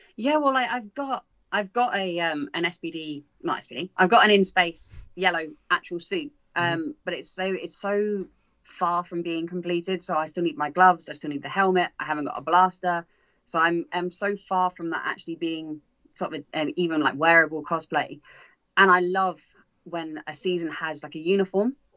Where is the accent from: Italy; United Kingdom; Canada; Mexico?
United Kingdom; England; being from England